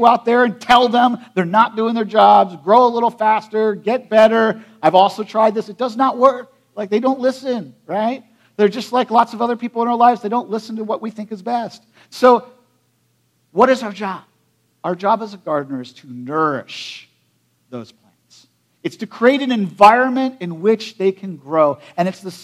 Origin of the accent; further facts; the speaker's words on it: United States; I grew up in Perry County